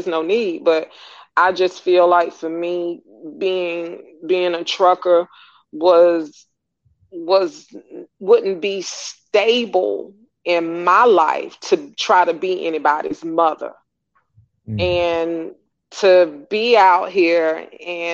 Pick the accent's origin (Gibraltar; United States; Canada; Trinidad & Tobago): United States; Atlanta, Georgia; I'm from Atlanta, I'm a native